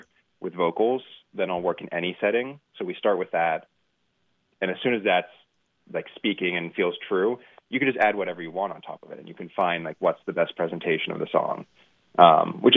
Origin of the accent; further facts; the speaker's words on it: United States; I was born in the States, but my dad was born in Scotland